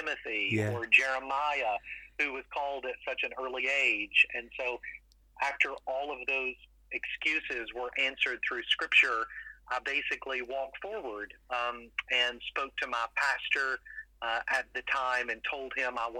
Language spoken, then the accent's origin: English; London, Kentucky, United States; also born or lived in Louisville, Kentucky; So I grew up in London, Kentucky, and was born and raised in the country on a farm.